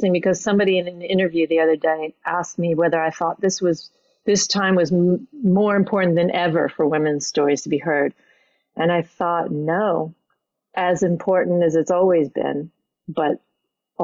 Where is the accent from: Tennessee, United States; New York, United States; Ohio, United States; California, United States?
New York, United States; New York City; moved away as an adult; now in Norwich, United Kingdom; I only just 1 year ago left my hometown of New York City